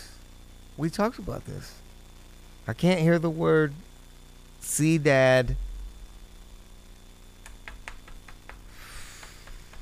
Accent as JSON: {"language": "English", "region": "South Louisiana", "country": "United States"}